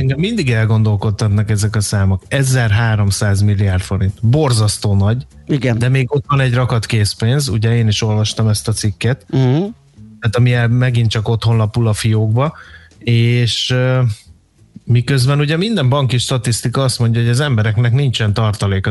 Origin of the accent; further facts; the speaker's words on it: Hungary; akárhányszor Budapesten jártam, mert vidéki gyerek vagyok